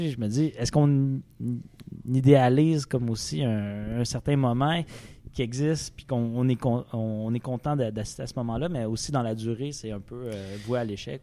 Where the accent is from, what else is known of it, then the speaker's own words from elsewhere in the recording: Rouyn-Noranda, Quebec, Canada; moved away; je suis né à Rouen-Noranda